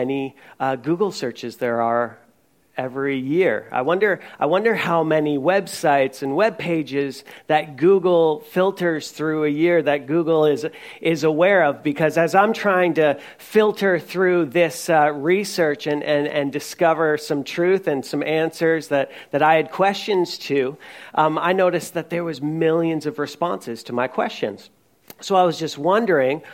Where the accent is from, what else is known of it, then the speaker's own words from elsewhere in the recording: Newfoundland and Labrador, Canada; I'm from Newfoundland, so we do jigs